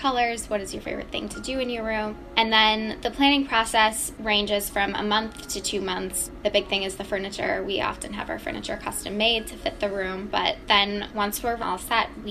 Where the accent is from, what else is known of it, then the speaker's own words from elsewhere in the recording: Beaver Dam, Wisconsin, United States; also born or lived in Minnesota; I'm originally from Beaver Dam, Wisconsin.